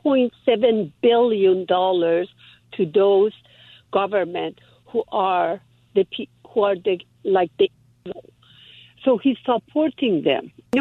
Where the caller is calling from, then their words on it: Mission Viejo, California, United States; I'm calling from Mission Viejo, Orange County.